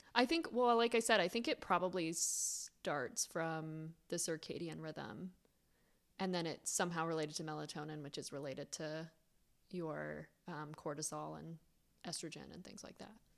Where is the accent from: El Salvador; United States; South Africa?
United States; Florida; I grew up in Florida